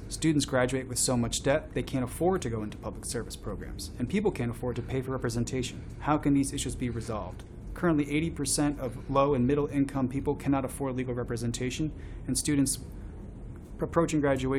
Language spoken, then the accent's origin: English; New York, United States; also born or lived in San Diego; now in Chicago, United States; I grew up in New York before moving to Chicago. I lived in San Diego for 10 years. I graduated from college in 2005